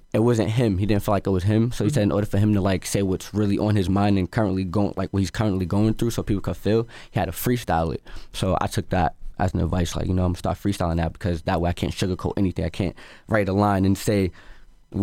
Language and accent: English; Boston, Massachusetts, United States; I'm an artist from Dorchester.